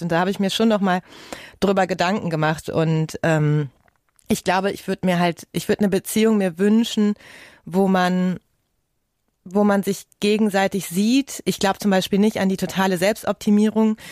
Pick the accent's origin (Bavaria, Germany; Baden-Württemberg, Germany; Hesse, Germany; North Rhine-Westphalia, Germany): North Rhine-Westphalia, Germany; Ruhr area; Ich komme ja aus dem Ruhrgebiet